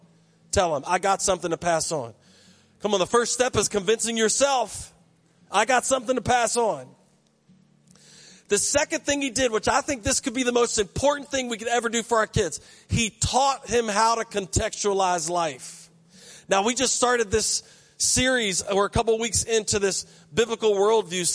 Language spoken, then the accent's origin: English; United States; I grew up in Berkeley County